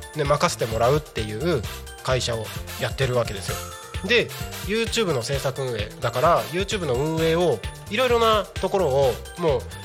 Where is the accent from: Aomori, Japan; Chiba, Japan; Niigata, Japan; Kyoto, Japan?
Aomori, Japan; Takko; moved away; 僕の地元が青森県の田子町っていう田子町、はい、田んぼの田に子供の子って書いて田子町の出身なんですけど